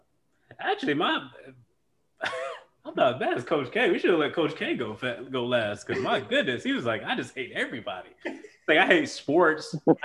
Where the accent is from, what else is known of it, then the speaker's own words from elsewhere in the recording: Columbus, Ohio, United States; moved away; Born and raised in Columbus, Ohio.